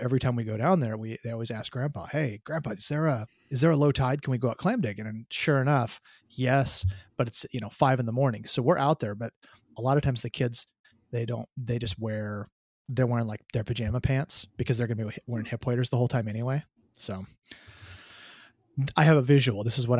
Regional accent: Oregon, United States; I grew up in Southern Oregon on the coast, and my mom and my stepdad still live in Coos Bay

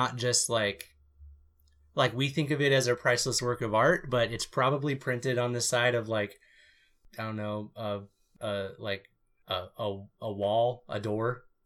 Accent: United States; I'm an American

